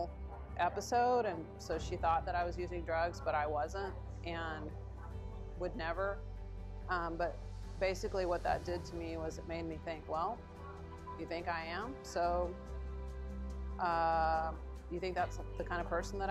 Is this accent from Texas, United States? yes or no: yes; Houston, Texas, United States; I grew up here in Houston